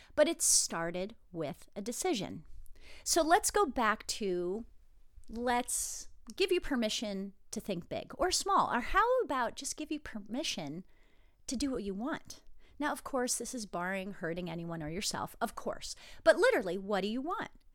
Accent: New Jersey, United States; moved away as an adult; I grew up in New Jersey. I lived there till I was, I believe, twenty-three

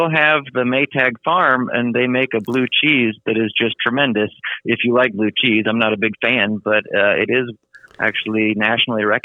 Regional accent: Iowa, United States; I were following my father as he moved up in the world of education from teacher to principal to superintendent. And that took us all over the state of Iowa.

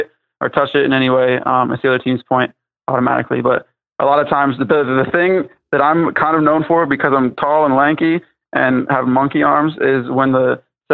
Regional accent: Ohio, United States; I'm from Ohio, so I'm from the Midwest

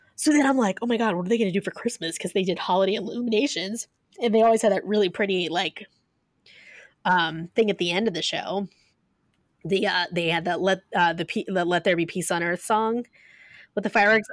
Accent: Ohio, United States; I'm from Ohio, guys, so I say pop

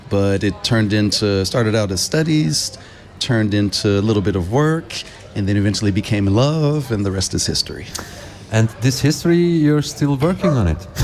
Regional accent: Los Angeles, California, United States; also born or lived in Bay Area / East Coast; I'm originally from Los Angeles. That's where I was born. That's where I was raised for the most part in my early years. Even though I went to high school in the Bay Area, I also used to live on the East Coast.

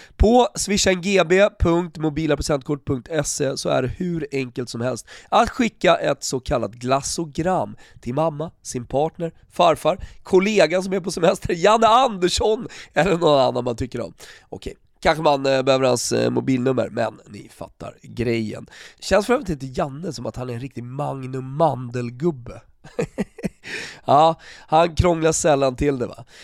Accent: Sweden; moved away as an adult; also born or lived in Italy / Austria; som svensk

